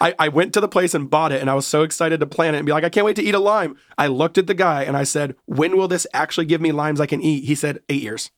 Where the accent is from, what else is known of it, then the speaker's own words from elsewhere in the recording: Seattle, Washington, United States; I was born and raised in Seattle